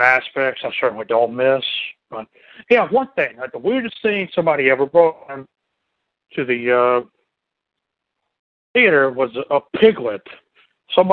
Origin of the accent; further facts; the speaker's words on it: United States; as an American